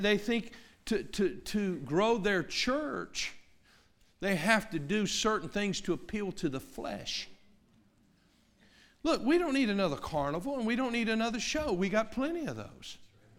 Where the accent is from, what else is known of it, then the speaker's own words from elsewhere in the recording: Tennessee, United States; I grew up in East Tennessee, and I've been around all sorts of Bible-believing people and Christian people